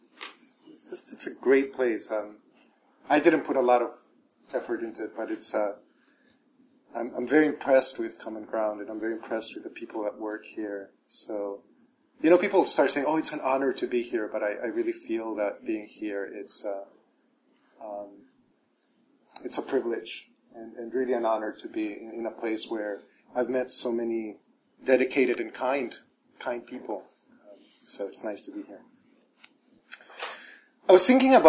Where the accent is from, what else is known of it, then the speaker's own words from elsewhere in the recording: El Salvador; moved away; I was raised Catholic in El Salvador